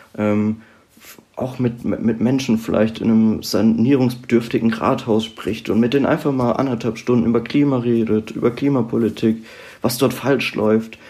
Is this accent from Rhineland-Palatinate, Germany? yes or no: yes; Rhineland-Palatinate, Germany; moved away as an adult; now in Mainz, Germany; ich komme ursprünglich aus der Südpfalz